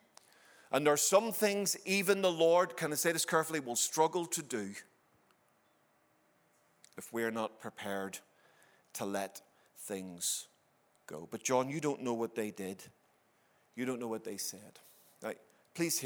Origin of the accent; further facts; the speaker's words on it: Ireland; I'm an Irishman